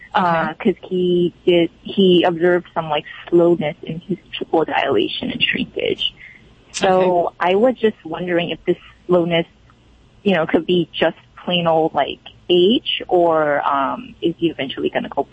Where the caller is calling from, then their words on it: Los Angeles, California, United States; I'm calling from Los Angeles.